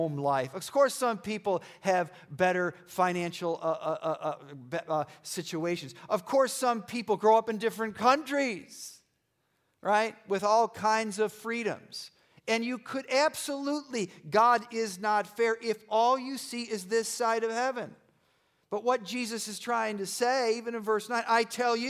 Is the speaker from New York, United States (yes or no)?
yes; Irondequoit, New York, United States; I grew up in Irondequoit near the lake